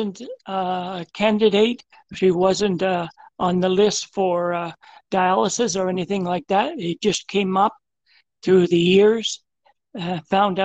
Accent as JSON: {"language": "English", "town": "Toronto", "region": "Ontario", "country": "Canada", "tie": "born or raised there", "also_born_or_lived": "Nova Scotia / Scarborough, Ontario", "said": "Originally, I was born in Nova Scotia. I left there when I was 2 years old, come with my parents to Toronto. I've been in Toronto ever since"}